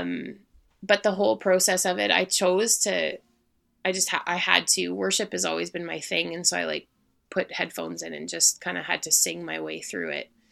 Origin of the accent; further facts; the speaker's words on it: Manitoba, Canada; moved away; I'm actually originally from Manitoba